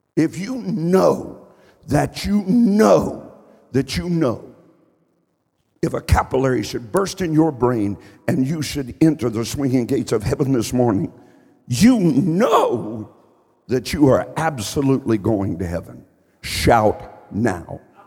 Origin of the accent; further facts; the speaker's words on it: Columbus, Ohio, United States; also born or lived in Eastern Kentucky; When I was a young boy, I grew up on the southeast side of Columbus, Ohio.